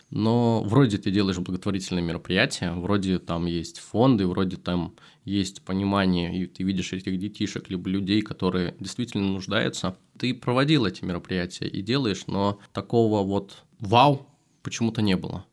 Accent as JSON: {"language": "Russian", "town": "Kazan", "region": "Tatarstan", "country": "Russia", "said": "хоть я из Татарстана, хоть я из Казани, где в основном это мусульмане"}